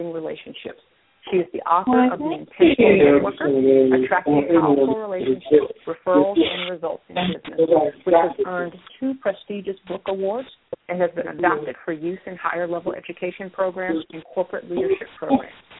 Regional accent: North Carolina, United States; I grew up in North Carolina

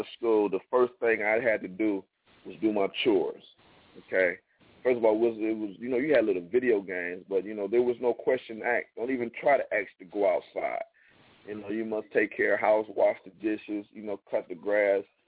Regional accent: Toledo, Ohio, United States; now in Atlanta, United States; my hometown, Toledo, Ohio

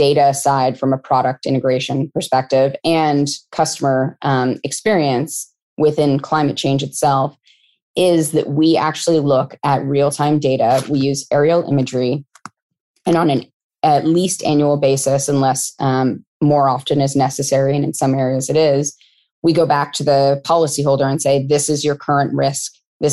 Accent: California, United States; I grew up in California and it was a topic in schools when I was in elementary school

